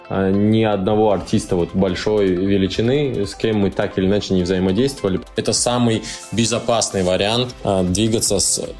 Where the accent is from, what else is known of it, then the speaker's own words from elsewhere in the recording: Dagestan, Russia; но да, я дагестанец в мире рекламы